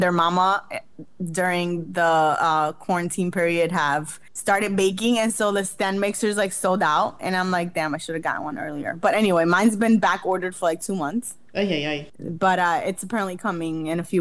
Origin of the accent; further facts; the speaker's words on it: Jarabacoa, La Vega, Dominican Republic; moved away; I went back to like Jarabacoa, Dominican Republic, where I'm from